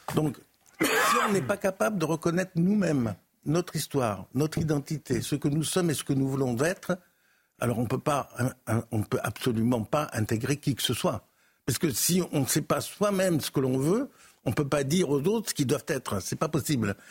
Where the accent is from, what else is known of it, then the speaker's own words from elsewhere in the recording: France; je suis français et j'ai vécu dans cette culture